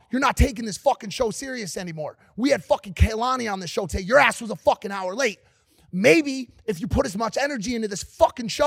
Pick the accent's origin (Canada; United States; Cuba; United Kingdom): Cuba; Havana; Yo, you know, you know I'm from Havana, right?